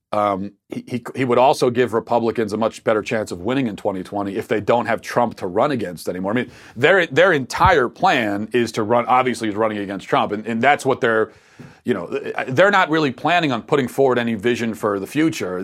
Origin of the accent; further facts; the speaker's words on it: Baltimore, Maryland, United States; accent: Baltimore; my Baltimore accent